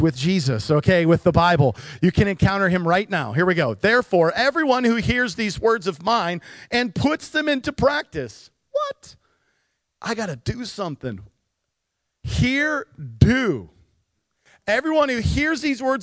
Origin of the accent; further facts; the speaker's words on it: Nikiski, Alaska, United States; I grew up in Nikiski.